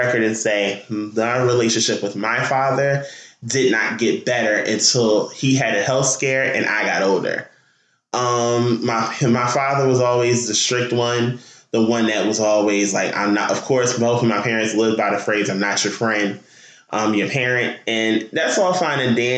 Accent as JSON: {"language": "English", "town": "Newark", "region": "New Jersey", "country": "United States", "tie": "born or raised there", "said": "Newark, New Jersey, my hometown"}